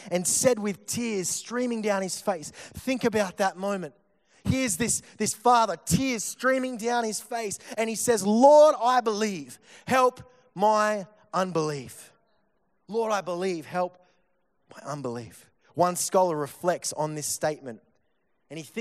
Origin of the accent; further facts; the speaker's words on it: Victoria, Australia; I'm from Victoria